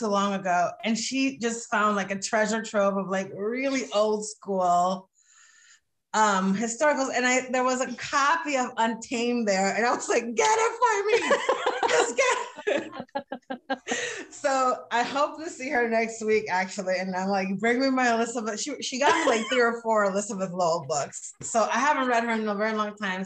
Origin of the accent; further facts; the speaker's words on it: Dominican Republic; moved away as an adult; now in United States; I grew up in the Dominican Republic. So I was there until I was 23 and I moved to the US for graduate school.